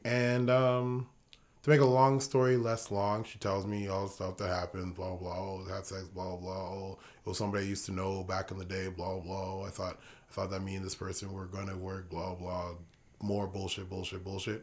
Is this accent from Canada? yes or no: no; Ghana; See, that's the beauty of being Ghanaian